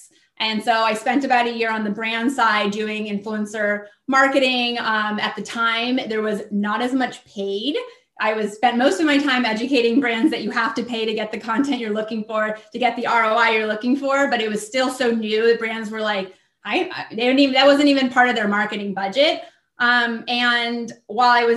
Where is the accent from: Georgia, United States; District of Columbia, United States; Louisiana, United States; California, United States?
California, United States; Southern; also born or lived in Washington, D.C.; I'm from Southern California. I'm in San Diego, but I lived in DC for many years